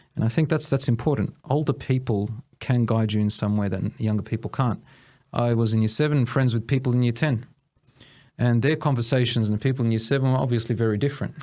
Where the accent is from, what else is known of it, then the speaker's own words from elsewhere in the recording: Williamstown, Victoria, Australia; also born or lived in Newport; I was born in Australia, Williamstown, and I was raised with, uh, a particular village belonging to my mother's.